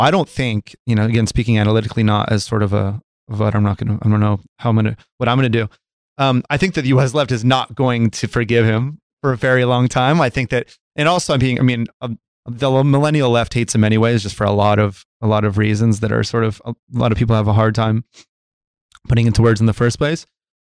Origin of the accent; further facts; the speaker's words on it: United States; also born or lived in California; Yeah, I'm American. I'm registered to vote in California.